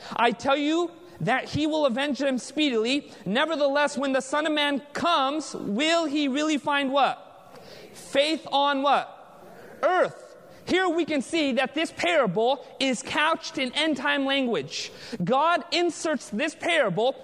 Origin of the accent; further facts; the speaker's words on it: United States; Being born and raised in America